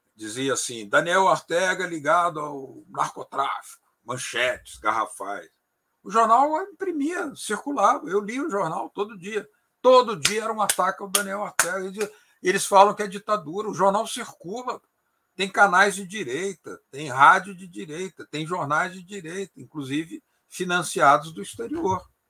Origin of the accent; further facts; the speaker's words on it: Brazil; do Brasil